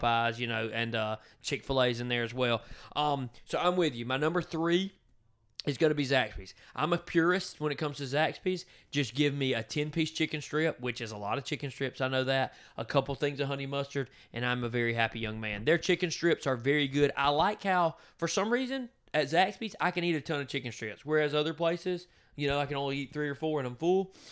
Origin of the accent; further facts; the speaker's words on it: Donalsonville, Georgia, United States; I'm from Donaldsonville, Georgia.